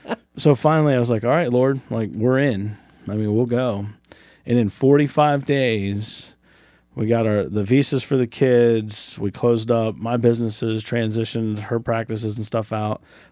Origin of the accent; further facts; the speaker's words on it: United States; Do that in right where Ohio, West Virginia, and Pennsylvania touch.